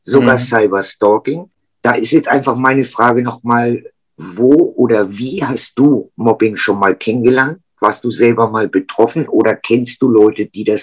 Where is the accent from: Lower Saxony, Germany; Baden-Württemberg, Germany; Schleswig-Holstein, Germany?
Schleswig-Holstein, Germany; Lübeck; Und ich komme aus Lübeck, sorry.